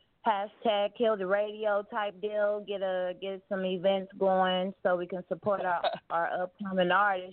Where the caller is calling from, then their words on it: Kansas, United States; Oh, yes, man. I'm calling from Kansas.